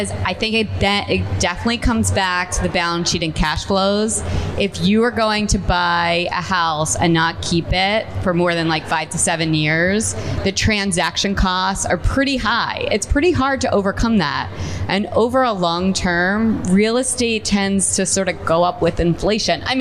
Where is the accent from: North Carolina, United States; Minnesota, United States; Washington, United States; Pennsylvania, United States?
Pennsylvania, United States; Philadelphia; I grew up in Philadelphia